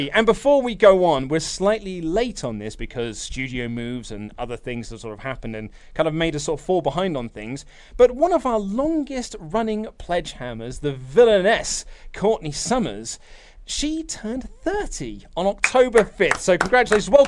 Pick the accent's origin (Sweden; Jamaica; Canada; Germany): Germany; Because it might just be a cultural thing since I'm from Germany, and you know we have a bit of history when it comes to that kind of stuff.